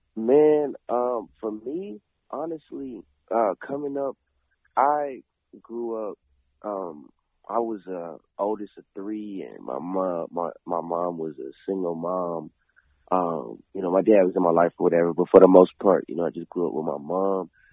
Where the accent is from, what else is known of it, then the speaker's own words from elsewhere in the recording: Clarksville, Tennessee, United States; I grew up in Clarksville